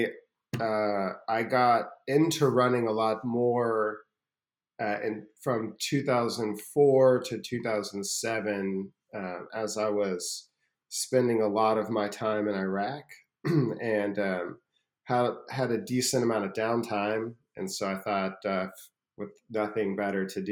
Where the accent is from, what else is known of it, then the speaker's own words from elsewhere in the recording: Austin, Texas, United States; I grew up in Austin, Texas in the 90s, 80s and 90s